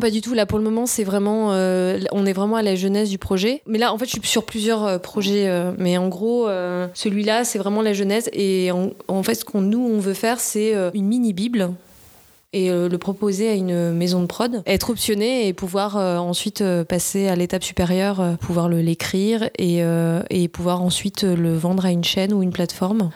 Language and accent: French; Nice, Provence-Alpes-Côte d'Azur, France; moved away as an adult; now in Paris, France; Je viens du sud de la France, je viens de la région PACA à Nice. J'ai vécu jusqu'à mes 20 ans